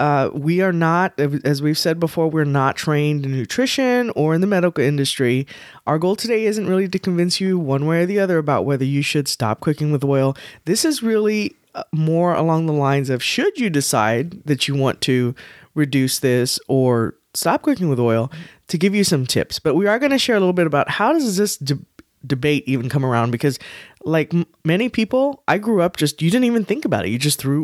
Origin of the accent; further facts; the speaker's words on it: Texas, United States; We're from Texas, we know.